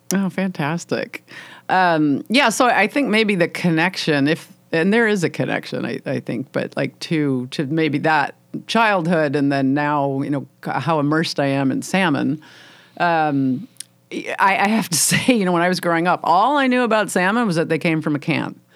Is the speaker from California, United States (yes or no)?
no; Illinois, United States; moved away as an adult; now in Washington State, United States; I grew up in Illinois, uh, in farm country.